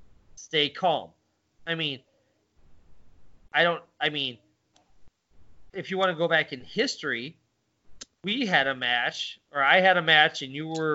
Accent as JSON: {"language": "English", "region": "Midwest", "country": "United States", "tie": "born or raised there", "said": "Where we had that growing up in the Midwest."}